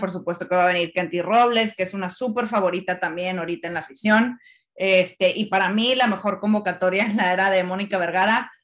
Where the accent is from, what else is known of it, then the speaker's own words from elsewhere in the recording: Monterrey, Nuevo León, Mexico; yo siendo regia, pues me da mucho orgullo. Claro que me da orgullo. Me encanta que mi ciudad esté siendo un centro para el fútbol femenil